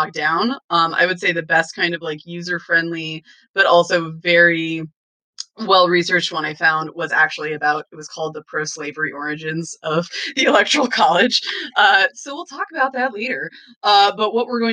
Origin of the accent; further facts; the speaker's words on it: Western Washington, United States; now in Pennsylvania, United States; I'm from Washington and I'm from Western Washington, I should say, where the climates are temperate.